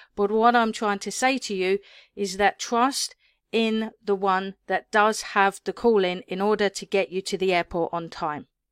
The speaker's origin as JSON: {"language": "English", "region": "England", "country": "United Kingdom", "said": "me being British"}